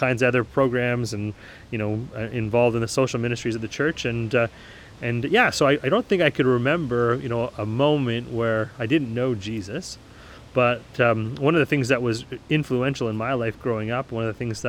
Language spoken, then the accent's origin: English; Kitchener, Ontario, Canada; I grew up in Kitchener, Ontario, so not too far away from where we're sitting right now, about an hour away from Toronto